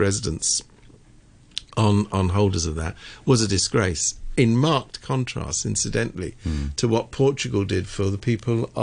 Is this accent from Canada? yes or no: no; United Kingdom; moved away as an adult; now in Hong Kong; I come from Britain, which essentially is a multi-ethnic country now